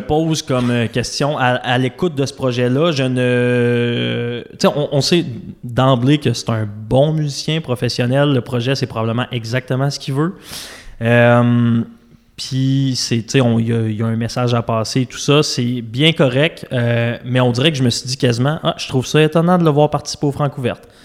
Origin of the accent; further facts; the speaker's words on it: Quebec City, Quebec, Canada; mes parents viennent de Trois-Rivières, je viens de Québec